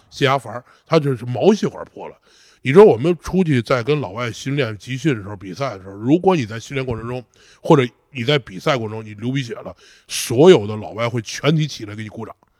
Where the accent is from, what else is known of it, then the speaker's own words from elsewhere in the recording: China; 我说中国人